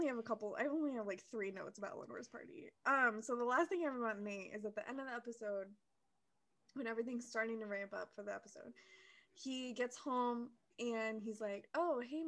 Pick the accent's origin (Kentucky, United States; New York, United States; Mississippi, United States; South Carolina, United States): Kentucky, United States; I'm also from Kentucky